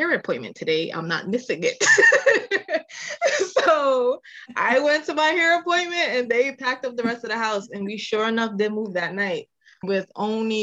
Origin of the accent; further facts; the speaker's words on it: Massachusetts, United States; also born or lived in Manchester, Jamaica / Lynn, Massachusetts / Springfield, Massachusetts; I was born in Jamaica, raised in Massachusetts.